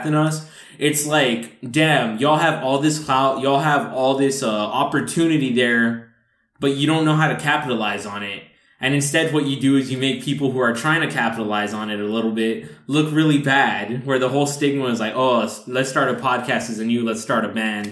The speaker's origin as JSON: {"language": "English", "area": "Rio Grande Valley", "region": "Texas", "country": "United States", "said": "we're from the Rio Grande Valley"}